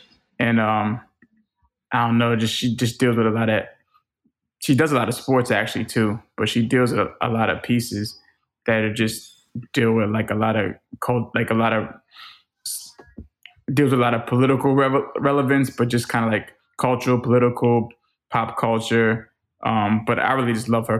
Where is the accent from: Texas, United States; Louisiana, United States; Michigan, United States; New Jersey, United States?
Louisiana, United States; New Orleans; My favorite food growing up, I'm from New Orleans, so it was and still is a fried oyster po' boy.